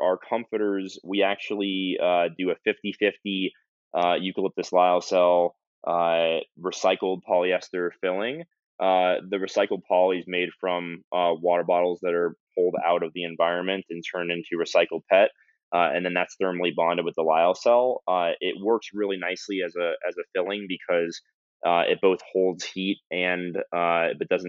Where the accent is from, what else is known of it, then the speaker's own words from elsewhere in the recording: United States; I'm an American consumer.